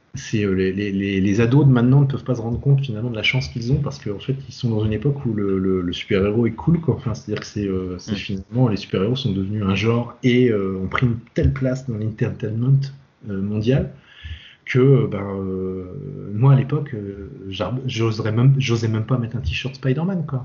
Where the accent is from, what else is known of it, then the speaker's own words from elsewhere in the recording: Brittany, France; moi je suis breton